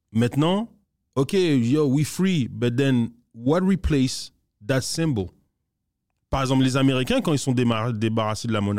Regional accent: DR Congo; Par exemple, moi, je suis congolais, mais la vérité, c'est que j'ai rien à voir avec le royaume du Congo qui était là avant que les Blancs arrivent.

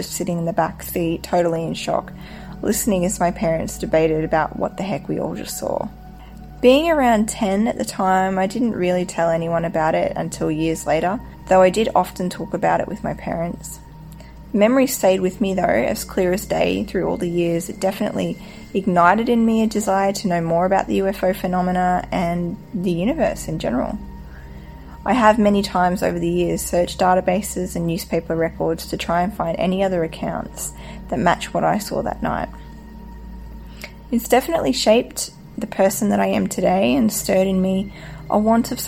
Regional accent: North Queensland, Australia; now in China; the little town I grew up in North Queensland on the east coast of Australia

